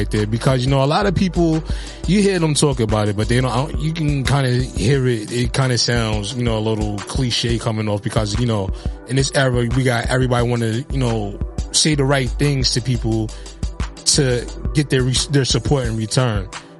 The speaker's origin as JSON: {"language": "English", "town": "Highbridge", "region": "New York", "country": "United States", "tie": "born or raised there", "said": "So, you know, like growing up in Highbridge, you know, you have, like you said, you know, you got a lot of prominent artists that come out of Highbridge."}